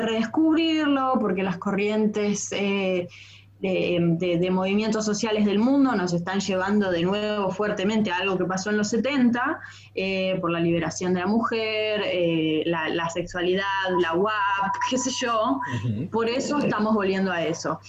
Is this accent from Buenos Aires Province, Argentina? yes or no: no; Bariloche, Río Negro, Argentina; Imagínate que yo soy del sur, yo soy de Bariloche